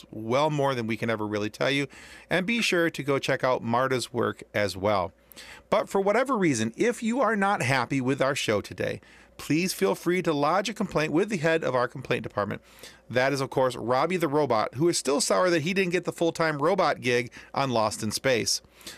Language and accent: English; Midwest, United States; as Midwesterners.